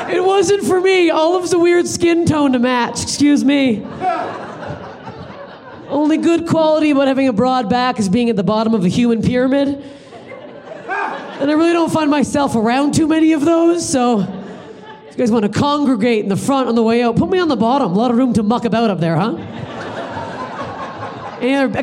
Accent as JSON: {"language": "English", "country": "Canada", "moved": "yes", "lives_now": "Los Angeles, United States", "said": "I'm Canadian."}